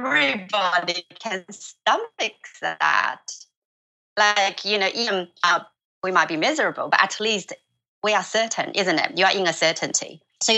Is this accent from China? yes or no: yes; China; moved away; my village, in my hometown